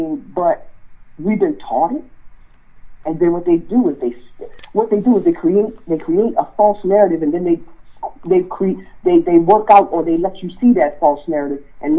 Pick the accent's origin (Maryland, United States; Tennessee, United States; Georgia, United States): Maryland, United States; Southern; I grew up in Southern Maryland